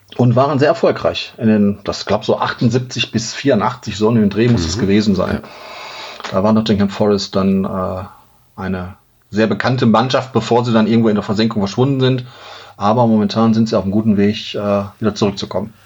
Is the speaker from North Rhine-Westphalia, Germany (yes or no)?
yes; Duisburg, North Rhine-Westphalia, Germany; now in Xanten, Germany; Ich bin gebürtiges Kind des Ruhrgebiets